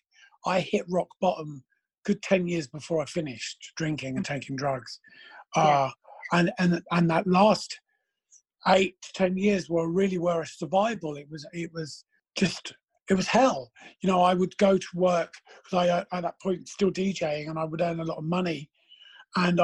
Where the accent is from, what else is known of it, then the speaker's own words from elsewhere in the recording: London, United Kingdom; we grew up in Battersea